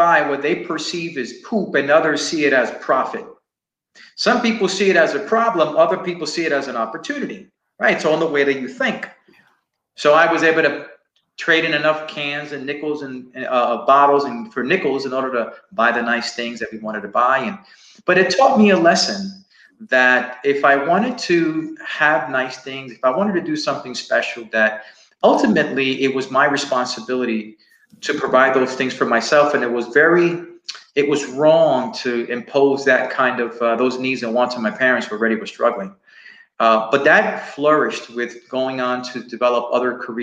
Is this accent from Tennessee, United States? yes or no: no; New York City, New York, United States; moved away as an adult; now in Texas, United States; I grew up in Spanish Harlem and in a barrio, a place called El Barrio.